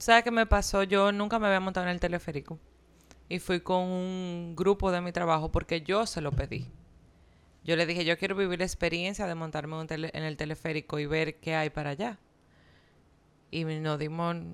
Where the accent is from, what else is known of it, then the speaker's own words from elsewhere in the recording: Dominican Republic; mi país